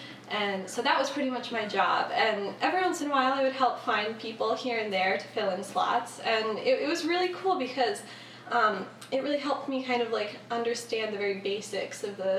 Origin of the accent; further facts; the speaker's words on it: Saugerties, New York, United States; I grew up in Saugerties. It's right around the Hudson Valley.